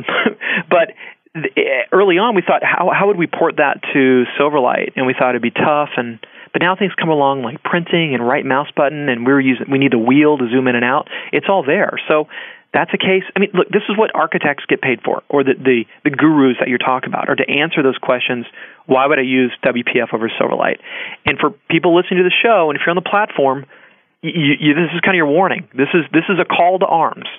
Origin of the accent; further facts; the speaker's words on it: Georgia, United States; now in California, United States; I'm from Georgia. That's where my family is